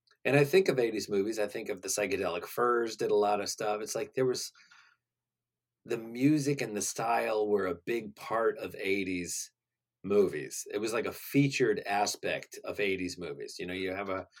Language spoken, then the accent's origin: English; West Virginia, United States; we're from West Virginia